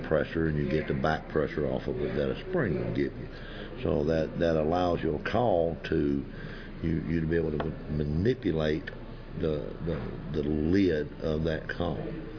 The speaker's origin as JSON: {"language": "English", "town": "Woodlawn", "region": "Tennessee", "country": "United States", "said": "I'm from Woodlawn, Tennessee."}